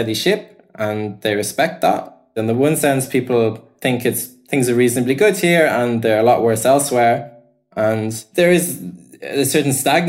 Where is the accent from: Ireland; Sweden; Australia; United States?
Ireland; moved away as an adult; now in Germany; I'm Irish. I grew up. I left college in 2013.